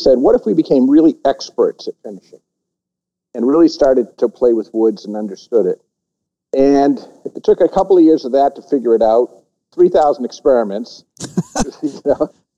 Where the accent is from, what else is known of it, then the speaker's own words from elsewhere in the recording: Cincinnati, Ohio, United States; And the thing that really got us excited, and we're from Cincinnati, and, you know, in the mid-1800s, 85% of the whiskey in America came from Cincinnati.